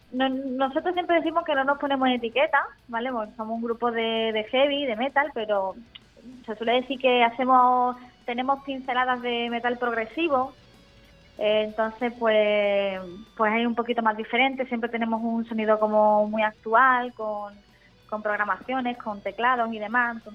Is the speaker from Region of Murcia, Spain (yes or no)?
no; Málaga, Andalusia, Spain; Yo soy de Andalucía, yo soy de Málaga.